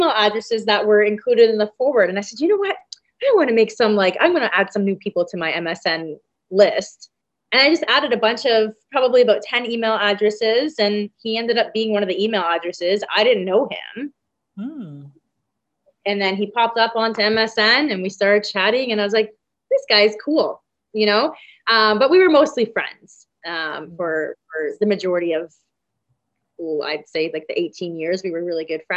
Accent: London, Ontario, Canada; I am 36, born and raised in London, Ontario, Canada

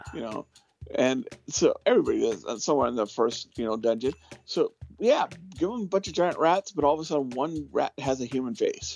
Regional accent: Ventura, California, United States; I grew up in Ventura, California, Ventura County

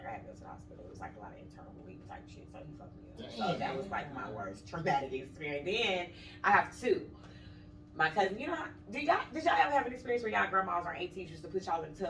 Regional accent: St. Louis, Missouri, United States; moved away as an adult; also born or lived in Madison, Illinois; But then my mom moved, so we moved to St. Louis, over across the bridge, basically.

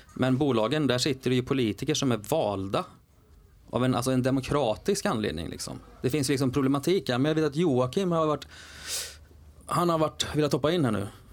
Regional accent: Skövde, Västra Götaland, Sweden; Jag är från Skövde

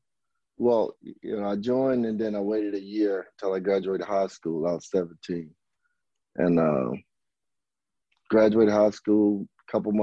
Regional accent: Arkansas, United States; moved away; I grew up in Arkansas in a small town called Durmont.

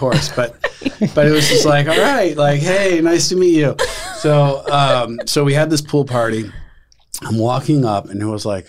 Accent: Southern California, United States; moved away as an adult; I grew up in Southern California.

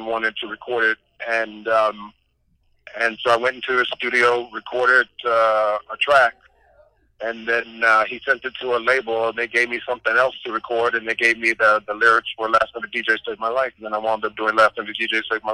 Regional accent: Saginaw, Michigan, United States; moved away; also born or lived in Washington, D.C. area / New York / Los Angeles; Born and raised in Saginaw, Michigan, but then moved out to Washington, D.C. area

